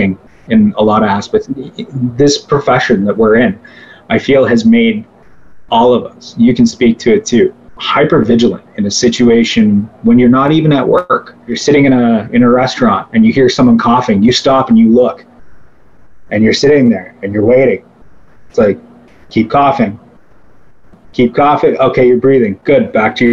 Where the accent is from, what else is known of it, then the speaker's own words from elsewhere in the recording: South Bruce Peninsula, Ontario, Canada; also born or lived in Owen Sound; my hometown of South Bruce Peninsula